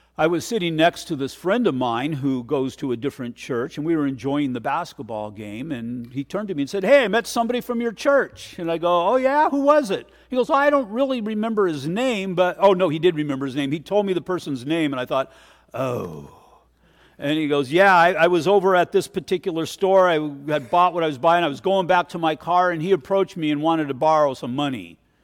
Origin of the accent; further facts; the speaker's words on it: United States; I'm an American. I love America and I love this nation